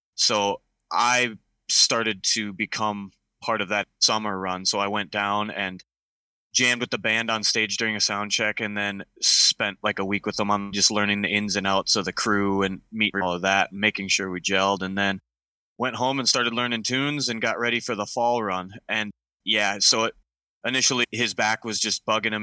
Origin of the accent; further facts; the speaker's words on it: Minnesota, United States; I grew up in Minnesota. I still live here